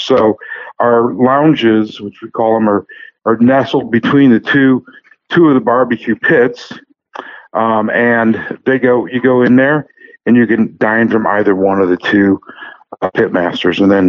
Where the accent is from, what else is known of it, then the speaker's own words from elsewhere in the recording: St. Louis, Missouri, United States; I'm from St. Louis.